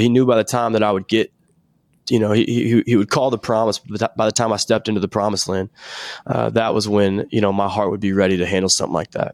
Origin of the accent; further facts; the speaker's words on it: Nashville, Tennessee, United States; I'm from Nashville, Tennessee. And, uh, I've d, lived here my whole life, still live here now